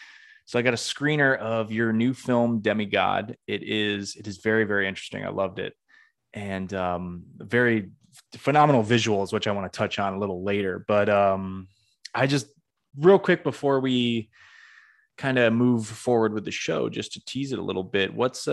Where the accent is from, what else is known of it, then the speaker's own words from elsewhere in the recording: Greenfield, Massachusetts, United States; I'm from the Northeast, in Greenfield, Massachusetts